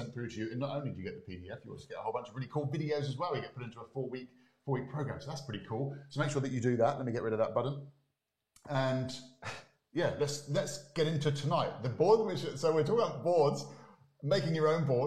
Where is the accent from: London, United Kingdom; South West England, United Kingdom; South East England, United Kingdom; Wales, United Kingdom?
South West England, United Kingdom; Exmouth; moved away; I was originally from Exmouth in Devon